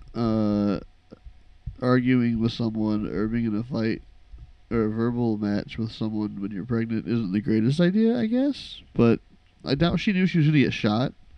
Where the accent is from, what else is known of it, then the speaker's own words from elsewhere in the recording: Midwest, United States; we grew up in the Midwest